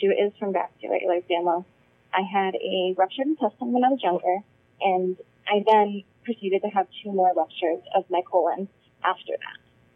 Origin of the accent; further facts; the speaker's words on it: Wisconsin, United States; now in Massachusetts, United States; I grew up in Wisconsin